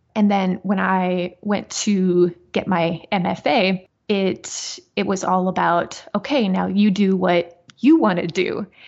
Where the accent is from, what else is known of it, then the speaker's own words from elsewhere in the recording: South Dakota, United States; moved away as an adult; also born or lived in West Plains, Missouri / Wyoming; now in Missouri, United States; I was born in West Plains, Missouri, but uh, we moved up to South Dakota when I was, I think, around one. And I was there until like my mid 20s